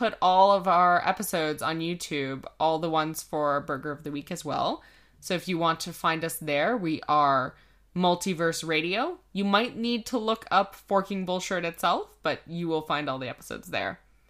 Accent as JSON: {"language": "English", "country": "Canada", "said": "Yeah, that's CA because we're Canadian."}